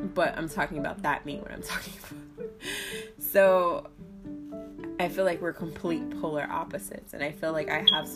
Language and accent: English; New Jersey, United States; I'm from Jersey, so we're very sarcastic people